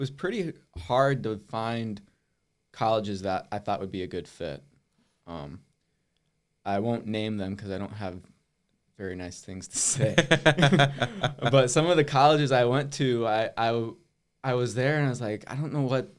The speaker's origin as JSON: {"language": "English", "region": "Wisconsin", "country": "United States", "tie": "born or raised there", "said": "Yeah, so I grew up in Wisconsin, just like 40 minutes north of here up by Platteville."}